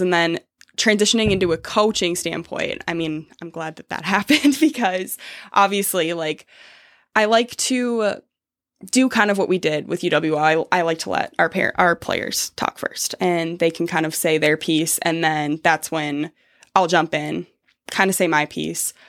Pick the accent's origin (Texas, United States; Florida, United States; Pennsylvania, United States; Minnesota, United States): Minnesota, United States; Savage; moved away as an adult; I'm from Minnesota